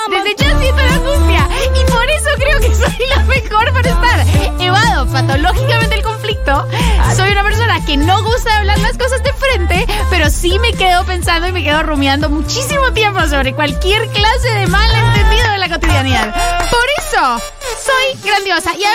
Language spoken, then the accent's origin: Spanish; Colombia; soy colombiana, tengo 31 años